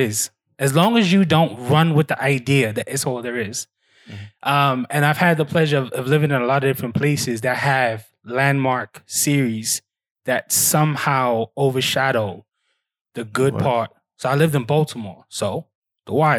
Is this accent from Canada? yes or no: no; London, United Kingdom; moved away; also born or lived in Camp Lejeune, North Carolina / Brooklyn, New York; I grew up in this area called Angel Town, which was, you know, tough area to grow up